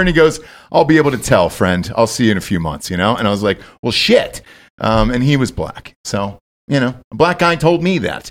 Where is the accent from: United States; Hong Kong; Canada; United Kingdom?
United States; Georgia; now in Austin, United States; I'm from Georgia